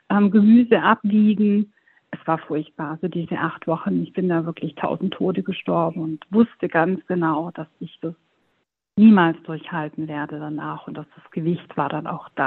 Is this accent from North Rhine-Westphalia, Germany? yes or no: no; Baden-Württemberg, Germany; ich komme aus der Nähe von Stuttgart, wohne da zusammen mit meinem Mann. Wir sind vor ein paar Jahren aufs Land gezogen